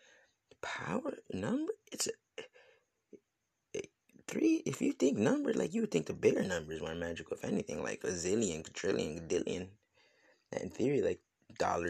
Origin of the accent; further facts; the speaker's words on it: United States; coming up as an American youth